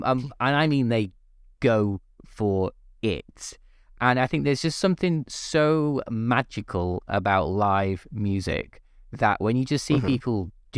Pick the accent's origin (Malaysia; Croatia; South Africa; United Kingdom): United Kingdom; North West England; So my wife's from London, I'm from the Northwest.